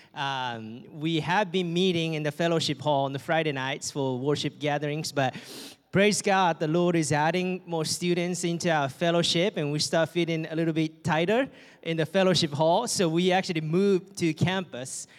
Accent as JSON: {"language": "English", "country": "Japan", "second_language": "English", "moved": "as an adult", "said": "my friends and families back home and in Japan"}